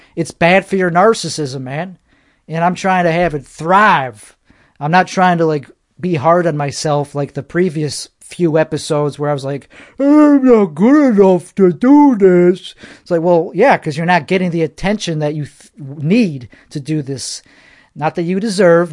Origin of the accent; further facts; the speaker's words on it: United States; I'm American. That's what I am.